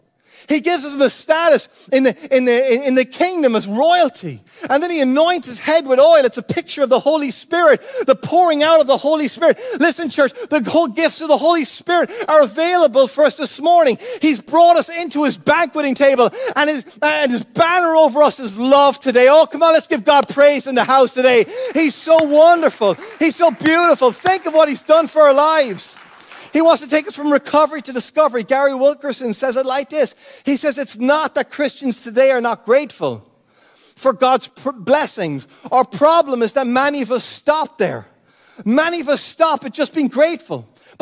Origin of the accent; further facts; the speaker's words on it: Cork, Munster, Ireland; also born or lived in United States; now in Florida, United States; when we moved from Cork here to Florida, I was born in the States, so I had an automatic citizenship in the United States. I had a dual citizenship.